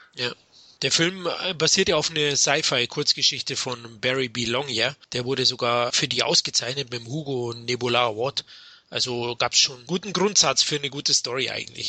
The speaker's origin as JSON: {"language": "German", "town": "Munich", "region": "Bavaria", "country": "Germany", "said": "ich bin ja aus München"}